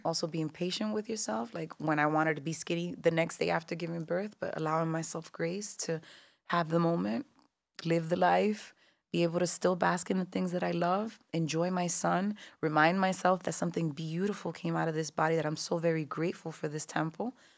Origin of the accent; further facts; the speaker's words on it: Newark, New Jersey, United States; also born or lived in New York; I was born, raised in Newark, New Jersey, but New York has always been the stomping grounds and the backyard